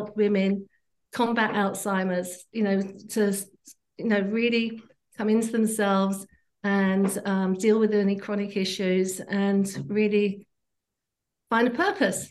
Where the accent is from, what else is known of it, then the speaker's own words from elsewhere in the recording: England, United Kingdom; moved away as an adult; now in Canada; I grew up in England